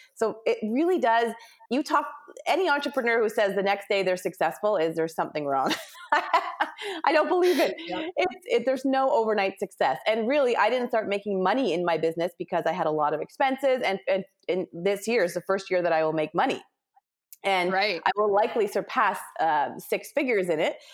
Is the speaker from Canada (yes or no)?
yes; Ontario, Canada; moved away as an adult; also born or lived in West Coast, Canada; I'm Canadian, mm-hmm. and I grew up in Ontario, but then quickly moved to the West Coast